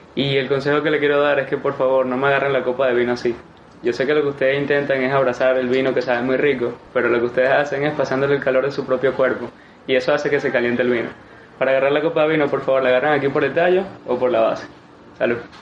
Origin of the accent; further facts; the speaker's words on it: Venezuela; soy de Venezuela, soy bartender profesional